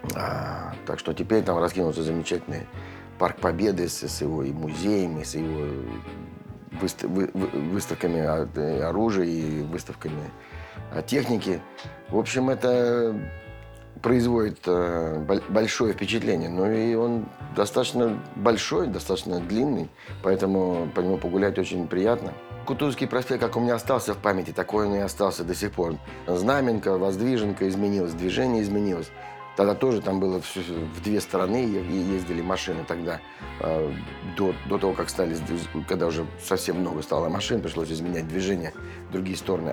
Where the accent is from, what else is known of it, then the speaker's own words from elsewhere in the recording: Saint Petersburg, Russia; now in Moscow, Russia; я коренной ленинградец